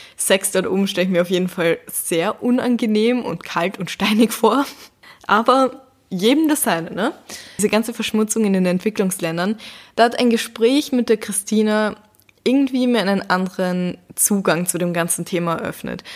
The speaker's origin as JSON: {"language": "German", "region": "Vienna", "country": "Austria", "said": "hier bei uns in Wien"}